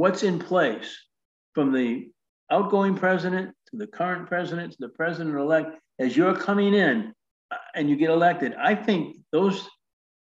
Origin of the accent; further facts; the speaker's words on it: Northeast, United States; I was from the Northeast.